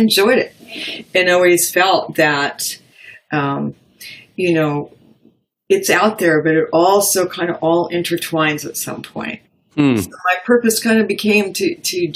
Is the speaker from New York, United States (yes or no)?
yes; Woodstock, New York, United States; Growing up in Woodstock, New York